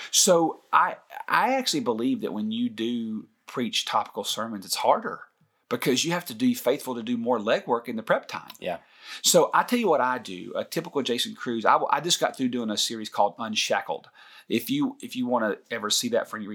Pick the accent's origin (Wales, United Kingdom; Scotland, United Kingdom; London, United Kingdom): Scotland, United Kingdom; somebody asked me the other day, "Where are you from?" I said, "Scotland." Can't you tell?